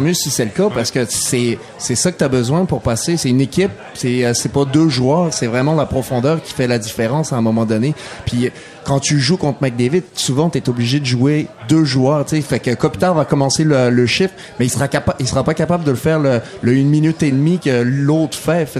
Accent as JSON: {"language": "French", "country": "France", "also_born_or_lived": "Saguenay, Quebec, Canada", "moved": "yes"}